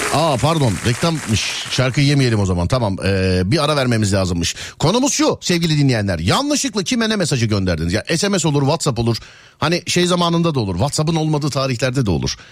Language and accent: Turkish; Istanbul, Turkey; biz İstanbulluyuz.